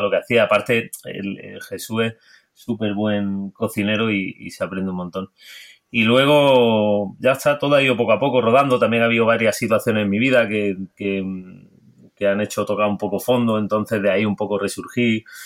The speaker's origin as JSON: {"language": "Spanish", "area": "Granada coast", "region": "Andalusia", "country": "Spain", "tie": "born or raised there", "also_born_or_lived": "Salou, Catalonia", "said": "nací en Cataluña, en Salou. Y mi madre, mi padre es valenciano, mi madre es de, la costa de Granada y hace muchos años que vivimos aquí en la costa de Granada. Me vine pequeño."}